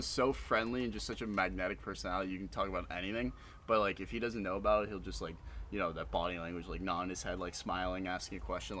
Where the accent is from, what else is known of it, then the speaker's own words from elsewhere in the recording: Ireland; I know we're all Irish boys here